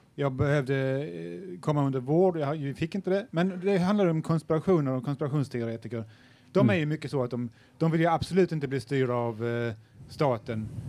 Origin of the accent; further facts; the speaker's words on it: Sweden; jag är ju svensk också